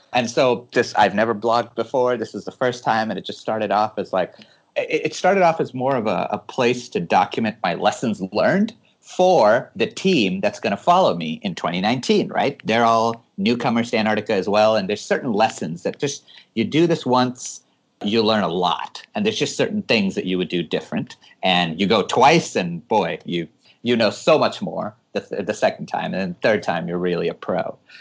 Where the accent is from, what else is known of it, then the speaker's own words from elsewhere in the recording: California, United States; moved away as an adult; now in Hawaii, United States; I'm born and raised in California and uh, lived in Hawaii for the last three years